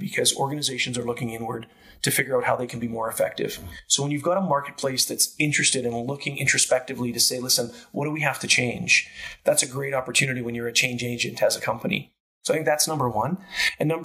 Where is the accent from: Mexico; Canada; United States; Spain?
Canada; also born or lived in Calgary; a Canadian kid growing up with Italian heritage